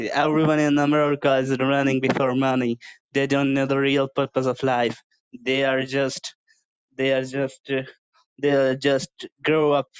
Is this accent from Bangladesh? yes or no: yes; Bangladesh; I'm from Bangladesh